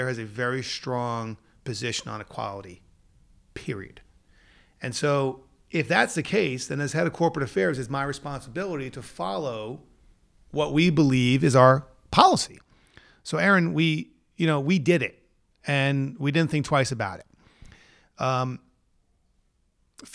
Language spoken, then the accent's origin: English; New York, United States; growing up in New York